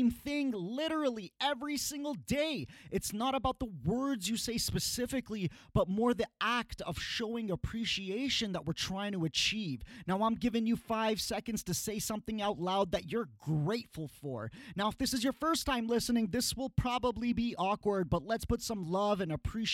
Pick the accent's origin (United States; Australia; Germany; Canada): Canada; when we were young growing up in Canada